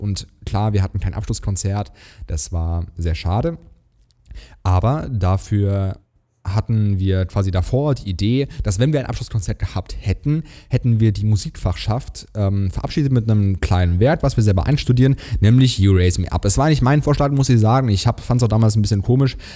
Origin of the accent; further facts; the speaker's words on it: Hesse, Germany; also born or lived in Plattling; ich komme aus Hessen, ich darf SCH sagen